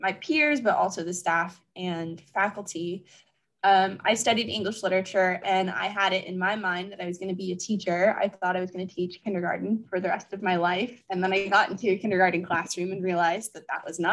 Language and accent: English; Anaheim, California, United States; moved away as an adult; now in Pennsylvania, United States; I'm originally from Anaheim, California